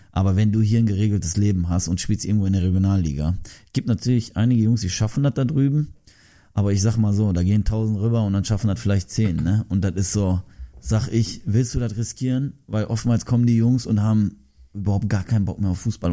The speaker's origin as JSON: {"language": "German", "country": "Germany", "tie": "born or raised there", "said": "Ich bin in Deutschland geboren."}